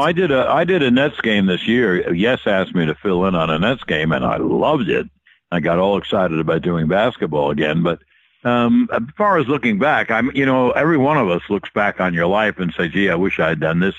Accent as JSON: {"language": "English", "region": "New York", "country": "United States", "tie": "born or raised there", "also_born_or_lived": "Atlanta", "said": "I was raised in New York as a child"}